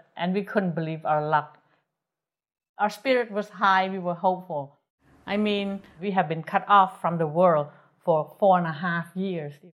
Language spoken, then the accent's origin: English; Phnom Penh, Cambodia; moved away; growing up in Phnom Penh, I lived somewhat of a Western life with refrigerator and TV